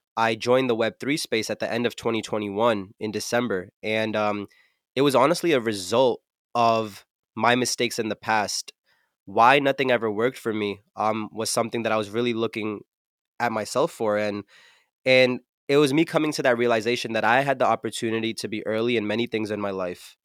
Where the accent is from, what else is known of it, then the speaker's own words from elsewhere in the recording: New Jersey, United States; I'm from New Jersey, uh, Central Jersey to be specific, and there's not really much of a music scene here